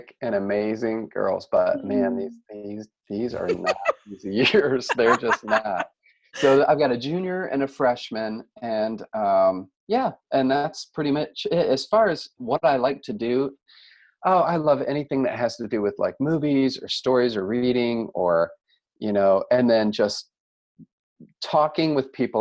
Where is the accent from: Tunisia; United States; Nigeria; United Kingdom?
United States; Cleveland, Ohio; moved away as an adult; now in Carmel, United States; I was raised near Cleveland, Ohio